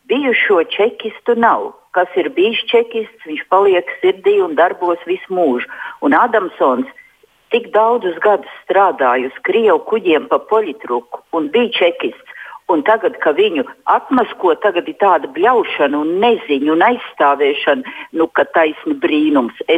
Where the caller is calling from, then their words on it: Silakrogs, Pierīga, Latvia; esmu no Pierīgas, eh, šeit no jauno robežu novada. Biju aizgājis, domāju, aiziešu arī novēlēt. Dzīvoju tādā ciematā Silakroks